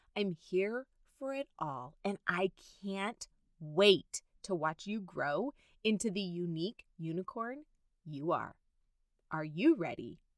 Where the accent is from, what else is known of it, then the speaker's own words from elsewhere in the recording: Southern California, United States; I have been born and raised in Southern California.